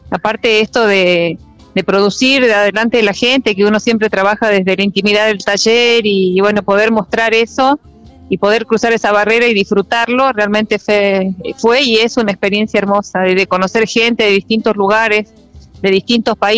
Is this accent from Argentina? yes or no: yes; Jujuy, Argentina; Hola, bueno, vengo de Jujuy y bueno, muy feliz, esta mi primera vez en todo